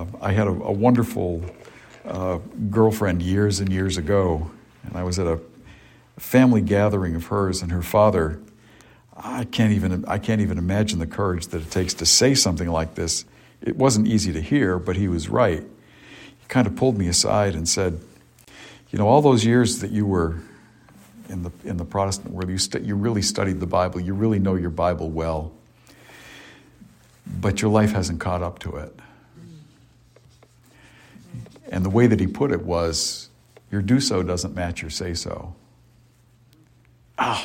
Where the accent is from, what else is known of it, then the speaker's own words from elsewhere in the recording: Cape Cod, Massachusetts, United States; growing up on Cape Cod.